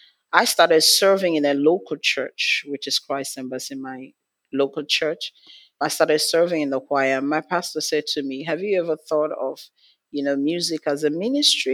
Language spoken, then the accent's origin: English; Nigeria; I'm from Nigeria, from Africa.